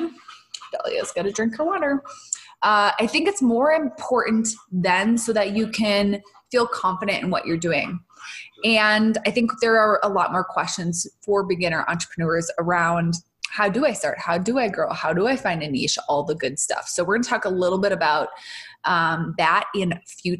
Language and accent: English; Minnesota, United States; moved away; I'm from Minnesota originally.